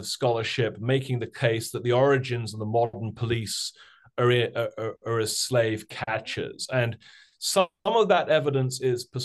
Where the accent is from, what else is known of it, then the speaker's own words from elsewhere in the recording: United Kingdom; accent: British; now in United States; I also grew up in Britain, of course, as folks will probably be able to tell from my strange British accent.